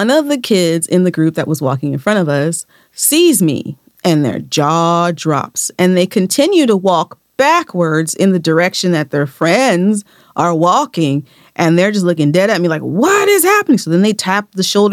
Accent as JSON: {"language": "English", "country": "United States", "said": "we're from America"}